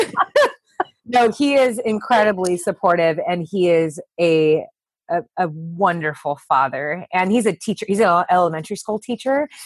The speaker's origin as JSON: {"language": "English", "region": "Southern California", "country": "United States", "said": "we're both from Southern California"}